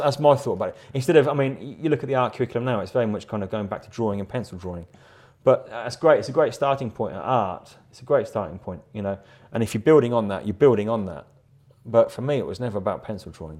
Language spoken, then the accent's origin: English; Rugby, West Midlands, United Kingdom; also born or lived in London; now in Battle, United Kingdom; I was born in a, in a town called Rugby, which is still very close to my heart